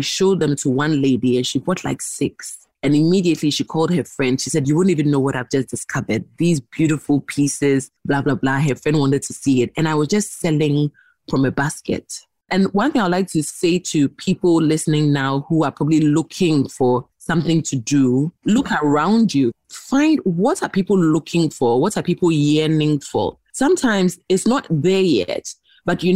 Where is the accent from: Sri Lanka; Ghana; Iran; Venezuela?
Ghana; I'm from Ghana, so I'm using the name of my country.